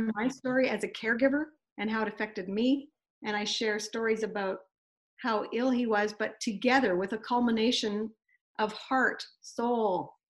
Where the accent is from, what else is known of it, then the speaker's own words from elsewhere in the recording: Kamloops, British Columbia, Canada; we went to a speaker and communication workshop in Vancouver, and we're from Kamloops, so that's a four-hour drive